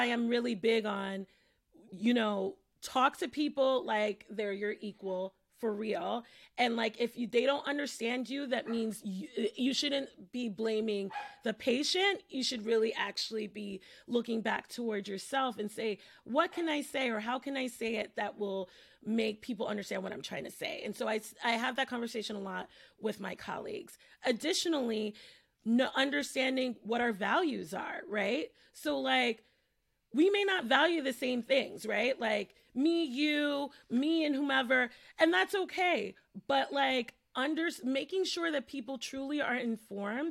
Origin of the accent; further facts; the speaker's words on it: New York City, New York, United States; I'm from the Bronx, I work in the Bronx